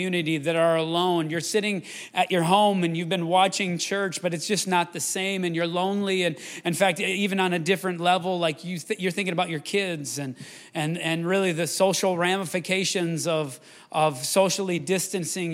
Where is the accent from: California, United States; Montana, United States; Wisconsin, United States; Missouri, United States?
Wisconsin, United States; Wisconsin River, United States; now in Rochester, United States; I grew up swimming in the Wisconsin River